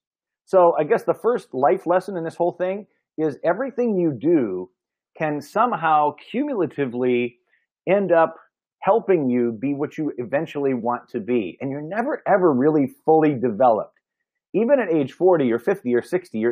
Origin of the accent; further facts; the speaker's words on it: Kankakee, Illinois, United States; my hometown of Kankakee, Illinois